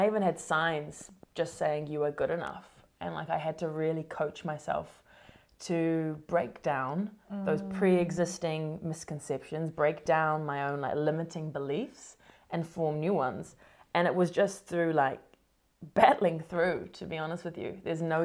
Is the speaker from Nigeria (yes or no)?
no; New Zealand; moved away as an adult; also born or lived in Sydney, Australia / London, United Kingdom; now in United States; I was a New Zealander